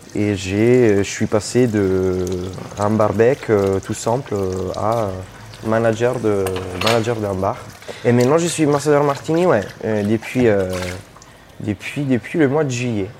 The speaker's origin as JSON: {"language": "French", "country": "Italy", "tie": "born or raised there", "also_born_or_lived": "Australia", "second_language": "French", "moved": "as an adult", "said": "Après avoir fait une, une école euh, en Italie, du coup mon pays d'origine"}